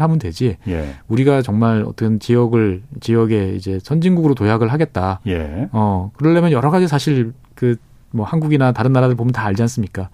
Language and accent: Korean; South Korea; 저는 뭐 한국 사람 입장에서 봤을 때는